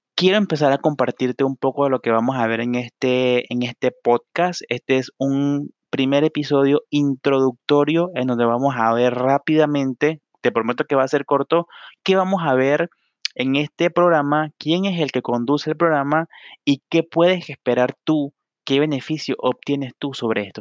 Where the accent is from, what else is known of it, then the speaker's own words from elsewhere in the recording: Panama; soy de Panamá